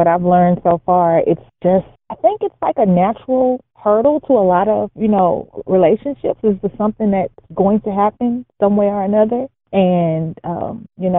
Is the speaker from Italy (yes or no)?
no; Houston, Texas, United States; now in Dallas, United States; grew up in Houston, Texas.